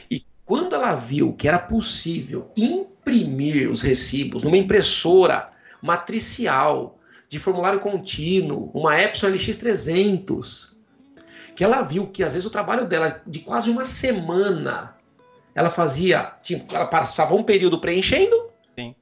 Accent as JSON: {"language": "Portuguese", "town": "Jaú", "region": "São Paulo", "country": "Brazil", "said": "Eu venho de Jaú, interior de São Paulo"}